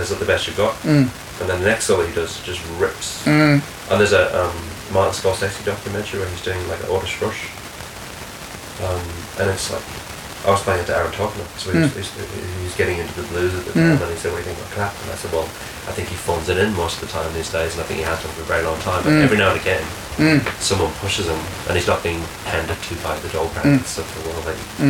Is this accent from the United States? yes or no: no; New Zealand; look, I'm from New Zealand, I've never really worked with anybody I haven't